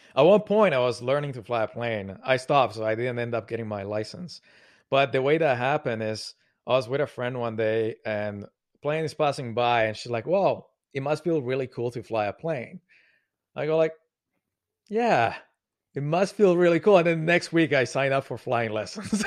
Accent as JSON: {"language": "English", "country": "Colombia", "tie": "born or raised there", "moved": "yes", "lives_now": "Montreal, Canada", "said": "I grew up in Colombia, South America. I live now in Montreal"}